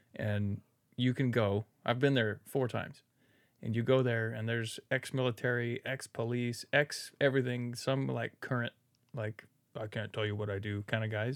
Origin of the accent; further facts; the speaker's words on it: Redwood City, California, United States; moved away as an adult; now in Newark, United States; I was born in Redwood City and, like, there's picket fences and there's no crime